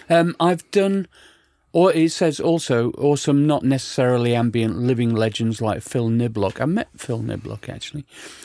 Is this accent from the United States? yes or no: no; Ibiza, Balearic Islands, Spain; I grew up in Ibiza in the 70s, 80s, and we didn't even get to see pop videos.